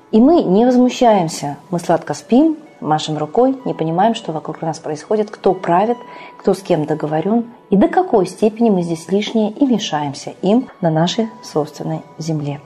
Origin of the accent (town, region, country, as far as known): Russia